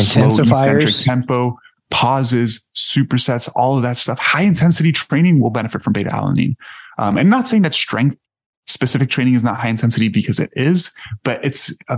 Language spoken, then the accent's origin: English; Miami, Florida, United States; I grew up in Miami